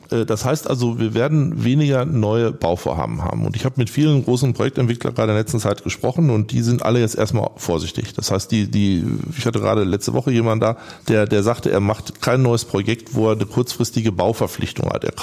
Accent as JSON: {"language": "German", "region": "North Rhine-Westphalia", "country": "Germany", "said": "Und habe ich immer von meiner Heimat, vom Ruhrgebiet erzählt"}